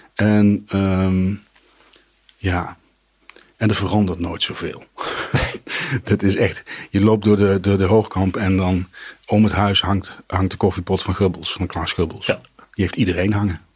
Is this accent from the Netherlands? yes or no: yes; Nijmegen, Gelderland, Netherlands; moved away as an adult; now in Arnhem, Netherlands; Nijmegen de, mijn, mijn geboortestad was.